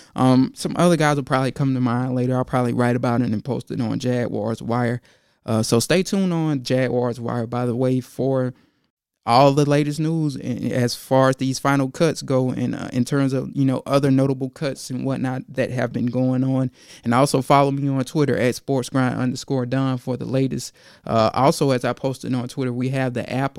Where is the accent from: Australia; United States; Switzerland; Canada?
United States; Georgia; I'm from Georgia.